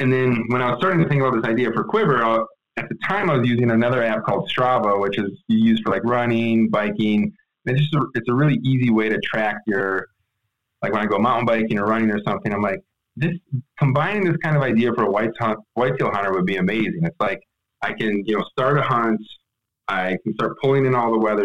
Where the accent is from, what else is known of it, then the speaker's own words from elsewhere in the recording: Wisconsin, United States; moved away as an adult; also born or lived in Madison; now in Bay Area, United States; grew up in Wisconsin, grew up whitetail hunting there